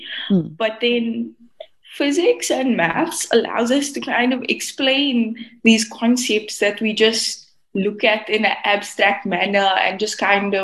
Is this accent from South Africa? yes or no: yes; Cape Town, Western Cape, South Africa; I'm from the Cape Flats in Cape Town, South Africa. That's where I'm from.